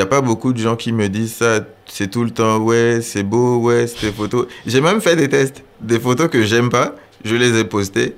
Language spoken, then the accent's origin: French; Gabon; moved away as an adult; now in France; j'ai 23 ans, je suis gabonais et je suis en France depuis 5 ans maintenant.